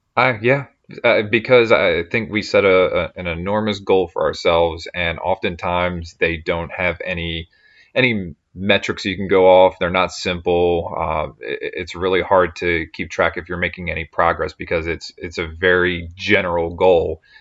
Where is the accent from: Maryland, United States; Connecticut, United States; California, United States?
Maryland, United States; Baltimore; we're from the Baltimore area.